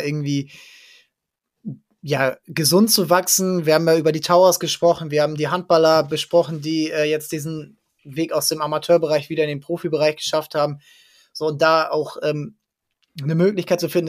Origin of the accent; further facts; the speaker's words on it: area around Drochtersen/Assel, Lower Saxony, Germany; ich komme da aus der Gegend